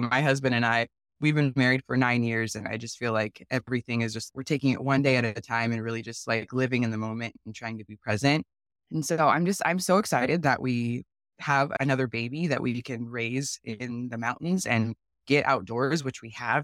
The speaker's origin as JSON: {"language": "English", "town": "Tacoma", "region": "Washington", "country": "United States", "tie": "born or raised there", "also_born_or_lived": "San Diego, California", "said": "I was born in San Diego, we moved to Tacoma when I was nine"}